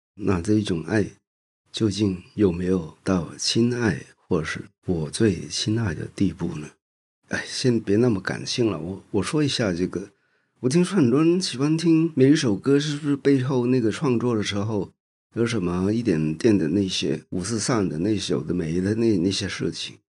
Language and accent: Chinese; Hong Kong; moved away as an adult; now in Taiwan; 因为那个时候我们还没有过来台湾，我是生在香港